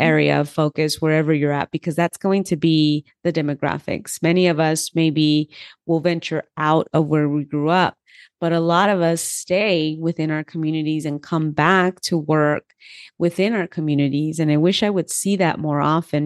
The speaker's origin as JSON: {"language": "English", "town": "Los Angeles", "region": "California", "country": "United States", "tie": "born or raised there", "first_language": "Spanish", "second_language": "English", "said": "I grew up in Los Angeles, so I was able to have the bilingual education"}